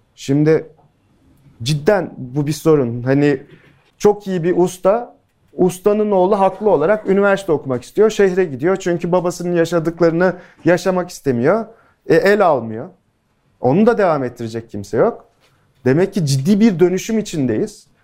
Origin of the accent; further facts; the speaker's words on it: İskenderun, Hatay, Turkey; İskenderunluyum, köken olarak Suriyeliyim.